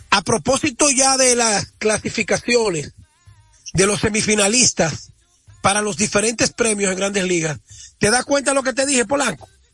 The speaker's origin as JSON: {"language": "Spanish", "region": "La Vega", "country": "Dominican Republic", "said": "nosotros los veganos"}